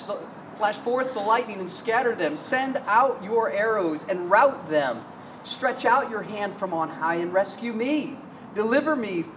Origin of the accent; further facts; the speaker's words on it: Midwest, United States; also born or lived in Northeastern United States; Growing up in the Midwest and the Northeast, I was very aware in the wintertime when I exhaled